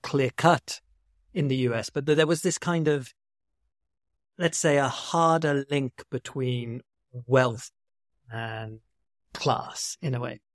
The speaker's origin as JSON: {"language": "English", "country": "United Kingdom", "said": "as a British person"}